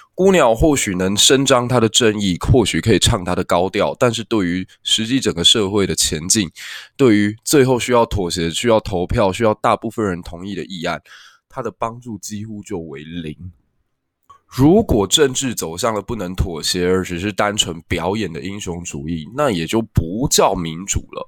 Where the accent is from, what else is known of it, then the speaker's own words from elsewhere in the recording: Taiwan; 因为我是一个台湾人，所以当然做的选择不会跟美国人相同